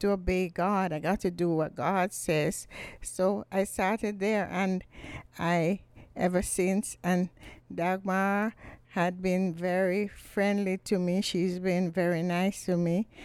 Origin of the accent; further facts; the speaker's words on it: Jamaica; moved away as an adult; also born or lived in Wales; now in St. Petersburg, United States; I'm basically from Jamaica